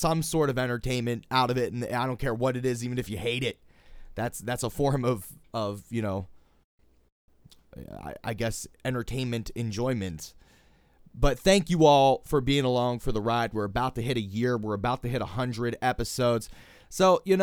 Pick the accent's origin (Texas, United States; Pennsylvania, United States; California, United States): Pennsylvania, United States; Pittsburgh; my hometown of Pittsburgh, Pennsylvania.